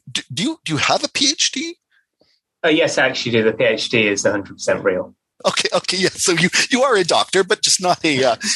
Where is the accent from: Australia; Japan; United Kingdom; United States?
United Kingdom; I'm from the United Kingdom.